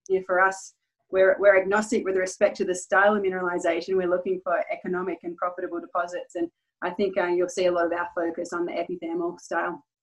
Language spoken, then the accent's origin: English; Perth, Western Australia, Australia; moved away as an adult; now in Nevada, United States; I'm, I'm originally from Perth, Western Australia. I've resided in the US for uh, the past five years.